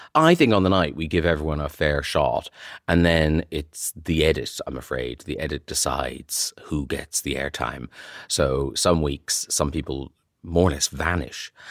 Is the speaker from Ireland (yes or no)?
yes; Ireland; moved away; when I was from Ireland